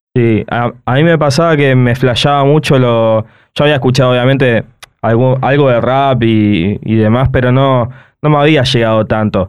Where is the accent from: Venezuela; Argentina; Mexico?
Argentina; El Palomar, Buenos Aires Province; yo soy Palomar, o sea, y, y vivo eso.